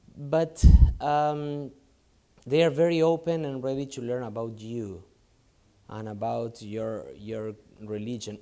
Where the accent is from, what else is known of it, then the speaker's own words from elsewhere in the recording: Argentina; moved away as an adult; now in Lebanon; I'm from South America, so it's more like Latin style for us, Argentinian style